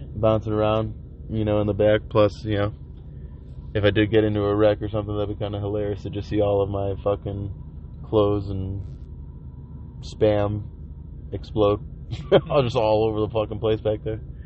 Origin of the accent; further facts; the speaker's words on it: Chicago, Illinois, United States; I'm from Chicago.